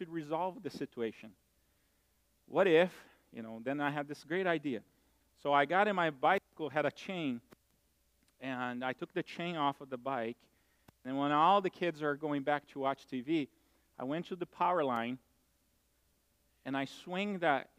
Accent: Brazil; moved away; I grew up in Brazil

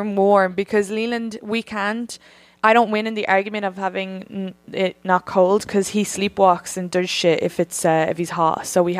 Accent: County Kildare, Ireland; I'm from Kildare, but it's actually Kildara.

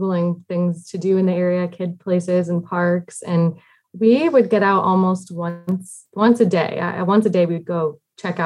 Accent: Massachusetts, United States; moved away as an adult; also born or lived in South Carolina; now in Washington, D.C. area, United States; I grew up in Massachusetts in a small town

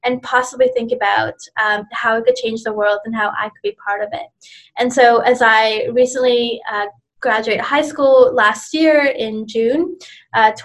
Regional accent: Canada; also born or lived in India; I was born in India. I was an immigrant when I came to Canada when I was 7 years old with my family

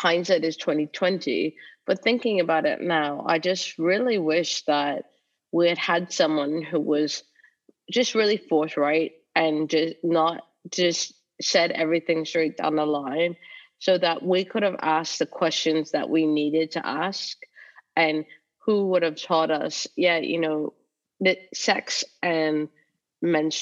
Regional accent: Canada; moved away as an adult; now in United Kingdom; I've lived in the UK for almost 20 years now, but I grew up in Canada

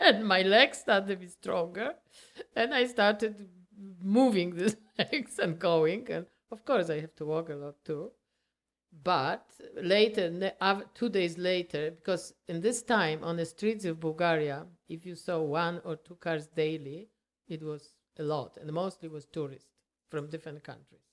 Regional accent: Poland; English is a second language; moved away as an adult; now in Canada; we are from Poland

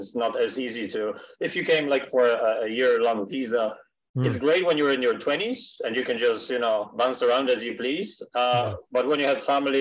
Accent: Poland; moved away as an adult; now in Canada; me and my wife were born in Poland

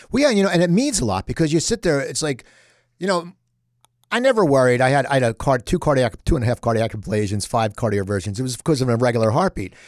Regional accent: Cherry Hill, New Jersey, United States; I grew up in Cherry Hill, not Jenkintown.

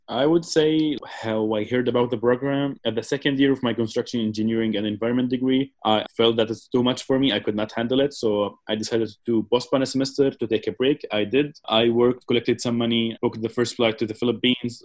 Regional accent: Palestine; I'm Palestinian, 21 years old

